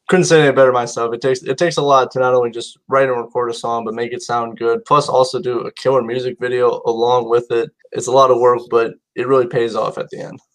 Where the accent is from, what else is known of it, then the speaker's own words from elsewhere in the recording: Indiana, United States; me being from Indiana